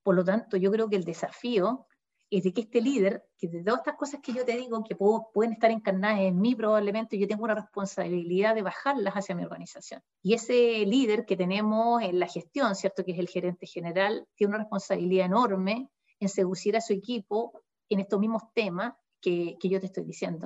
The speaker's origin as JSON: {"language": "Spanish", "town": "Concepción", "region": "Biobío", "country": "Chile", "said": "uno como penquista"}